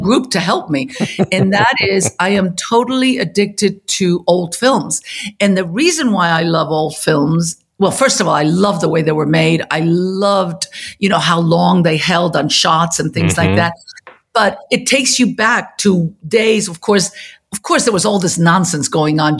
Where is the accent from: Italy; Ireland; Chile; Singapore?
Chile; moved away; I was born and raised in Chile